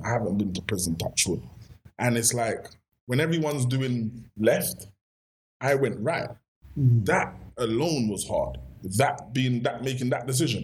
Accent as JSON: {"language": "English", "region": "London", "country": "United Kingdom", "tie": "born or raised there", "also_born_or_lived": "Brixton", "said": "Born and raised in Kennington. Spent a lot of my teenage years growing up in Brixton"}